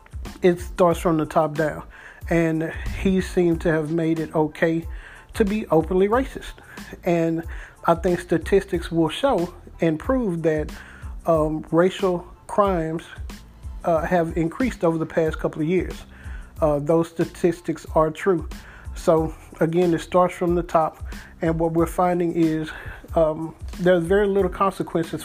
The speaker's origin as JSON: {"language": "English", "town": "Dallas", "region": "Texas", "country": "United States", "tie": "born or raised there", "also_born_or_lived": "Mesquite, Texas", "said": "I grew up in Pleasant Grove, which is a part of Dallas"}